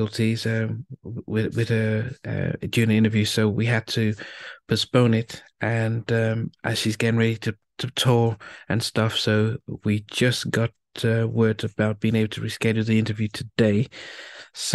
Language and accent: English; England, United Kingdom; moved away; also born or lived in United States; I'm Nigerian heritage. I was born in England. I went to college in the US